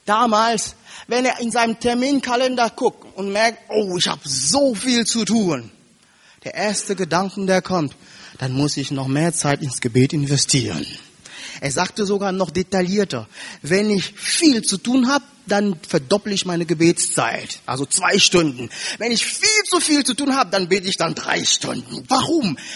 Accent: Cameroon; German is a second language; Ich sage euch eins, liebe Geschwister, ich komme aus Kamerun, aus Afrika.

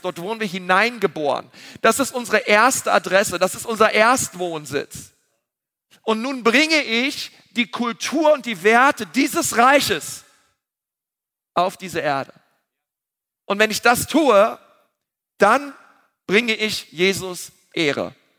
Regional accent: Berlin, Germany; wir sind Berliner.

